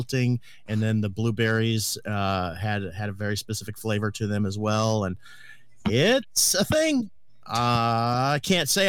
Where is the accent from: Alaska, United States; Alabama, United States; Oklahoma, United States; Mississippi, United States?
Alaska, United States; I grew up in Alaska